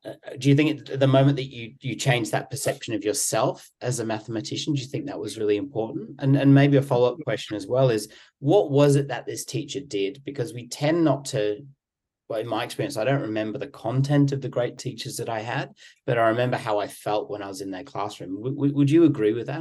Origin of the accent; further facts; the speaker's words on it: England, United Kingdom; I'm from England too.